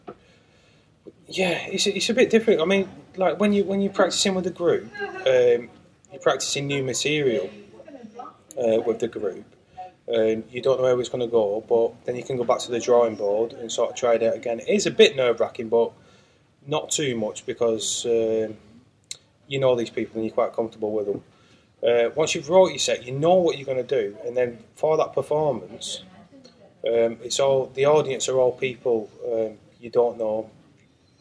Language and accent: English; Farnworth, North West England, United Kingdom; Farnworth, I mean, growing up there was quite, there's a lot of crime and stuff